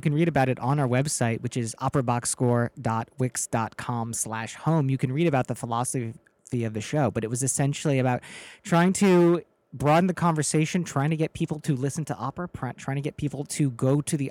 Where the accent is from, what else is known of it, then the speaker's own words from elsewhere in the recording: Midwest, United States; now in Chicago, United States; I was raised in the Midwest